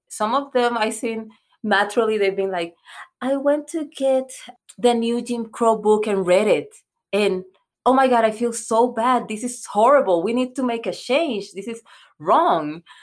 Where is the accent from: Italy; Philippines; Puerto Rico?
Puerto Rico; English is a second language; now in United States; I'm from Puerto Rico.